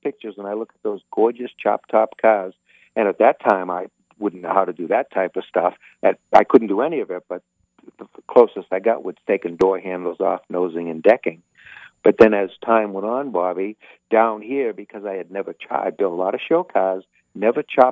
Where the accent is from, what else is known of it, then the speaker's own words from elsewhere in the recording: outside of Boston, New England, Massachusetts, United States; moved away; where I grew up in New England